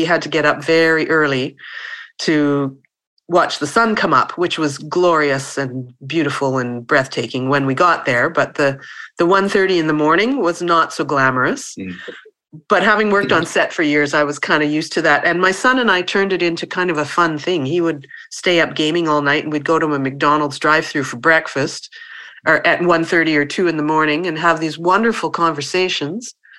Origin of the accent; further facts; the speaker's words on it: Winnipeg, Manitoba, Canada; I grew up in Winnipeg, which is about 4 hours north of Fargo, of North Dakota.